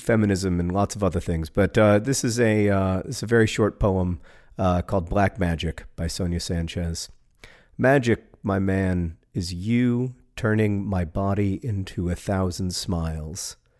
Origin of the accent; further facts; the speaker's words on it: Birmingham, Alabama, United States; was born in Birmingham, Alabama, uh, my hometown